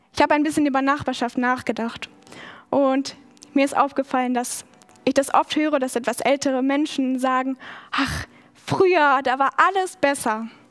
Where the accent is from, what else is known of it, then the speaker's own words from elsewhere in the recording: Schaumburg district, Lower Saxony, Germany; also born or lived in Australia; now in Stuttgart, Germany; Schaumburg ist ein sehr kleiner Landkreis, wo ich aufgewachsen bin